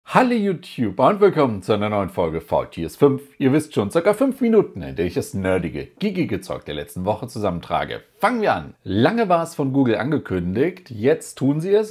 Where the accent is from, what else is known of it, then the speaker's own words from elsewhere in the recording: Germany; bei uns in Deutschland